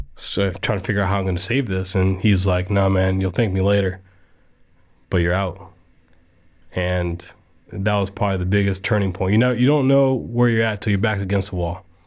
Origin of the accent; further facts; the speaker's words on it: Casselberry, Florida, United States; I grew up in Castleberry, so I went to Deer Run.